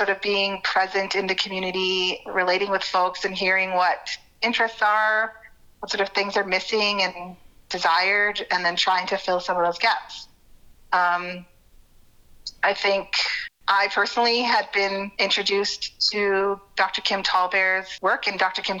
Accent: Whitehorse, Yukon, Canada; born there; And I was born here in Whitehorse, grew up away, and um, have been here for the last seven years.

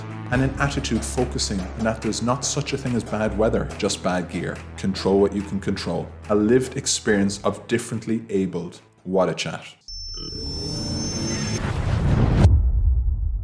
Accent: Limerick, Munster, Ireland; now in Dublin, Ireland; I'm from Limerick, the nicest part of Ireland

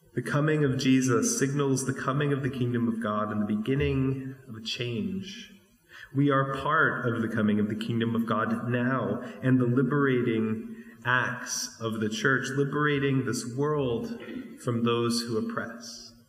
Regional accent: New Mexico, United States; When I was growing up in New Mexico

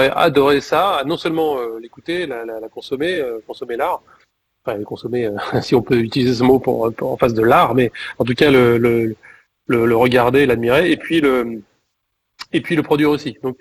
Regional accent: Clermont-Ferrand, Auvergne-Rhône-Alpes, France; je suis originaire de Clermont

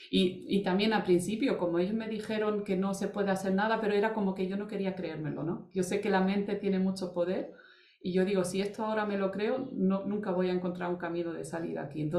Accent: Germany; now in Almería, Spain; era alemán, mi madre americana eh, y me he criado en Alemania

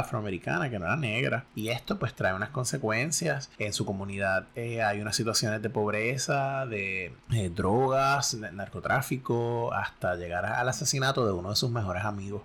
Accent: Puerto Rico; somos puertorriqueños

